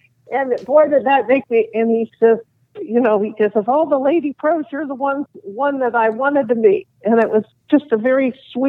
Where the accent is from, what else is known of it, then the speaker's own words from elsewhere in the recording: Nashville, Tennessee, United States; I'm from Nashville.